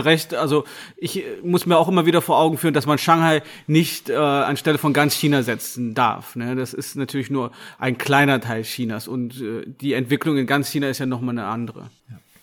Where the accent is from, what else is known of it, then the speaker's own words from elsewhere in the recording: Gummersbach, North Rhine-Westphalia, Germany; Ich bin nämlich in Gummersbach geboren